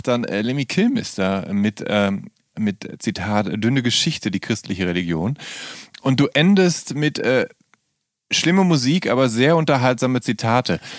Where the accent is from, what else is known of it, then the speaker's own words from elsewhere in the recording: Rhineland, Germany; ich komme ja auch aus dem Rheinland